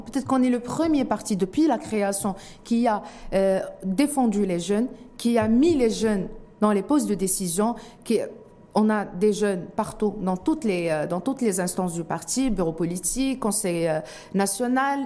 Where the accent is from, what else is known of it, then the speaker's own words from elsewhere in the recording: Morocco; en tant que Marocain